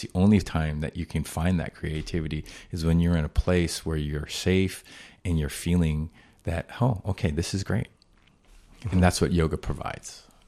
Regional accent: Boston, Massachusetts, United States; moved away as an adult; also born or lived in Rhode Island; now in Hawaii, United States; I grew up in Boston

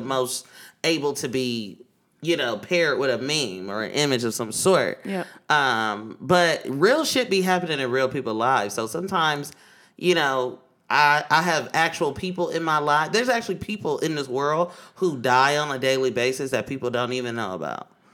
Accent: Oakland, California, United States; now in New York, United States; I'm from East Oakland, California, that deep East Oakland, California

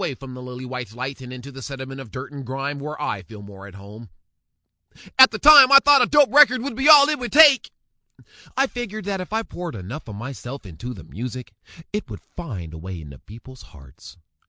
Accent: Seattle, Washington, United States; chronicling my experiences, my POV, my point of view growing up in Seattle, Washington, by means of music and the media.

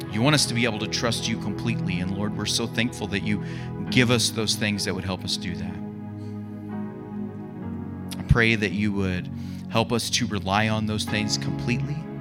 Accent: United States; being an American

